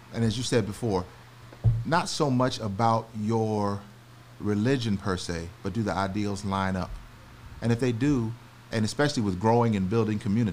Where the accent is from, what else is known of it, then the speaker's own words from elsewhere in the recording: Alabama and Florida, the South, United States; moved away as an adult; also born or lived in North Carolina / Birmingham, Alabama / Jacksonville, Florida / Hampton, Virginia; now in Georgia, United States; I grew up in Birmingham, Alabama, and Jacksonville, Florida